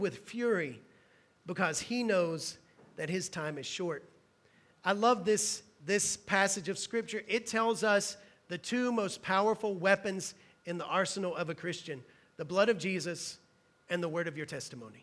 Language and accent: English; Hueytown, Alabama, United States; where I'm from in Alabama, the only thing my town is known for is NASCAR. If you drive into my town, Hueytown, Alabama